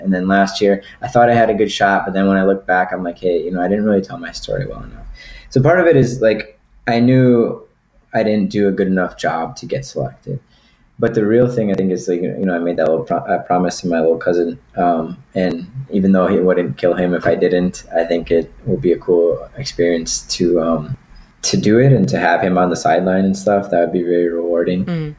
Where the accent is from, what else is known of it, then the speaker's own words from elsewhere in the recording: Puerto Rico; also born or lived in Wisconsin; But I was born in September. 2.5 months later, I was on a plane to Puerto Rico.